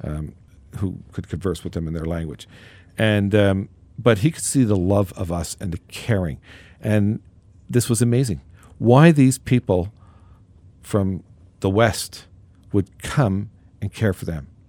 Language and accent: English; Newfoundland and Labrador, Canada; I was, uh, born and raised in Newfoundland